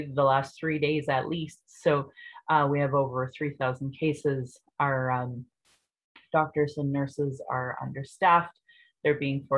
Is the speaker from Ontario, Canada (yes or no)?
no; Calgary, Alberta, Canada; I was born in Calgary